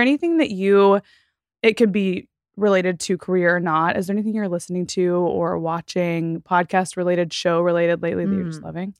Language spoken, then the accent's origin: English; Texas, United States; I came from Texas and the suburbs